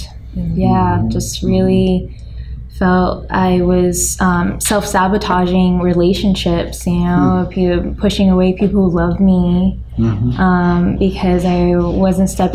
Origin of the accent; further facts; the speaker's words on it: United States; I grew up in America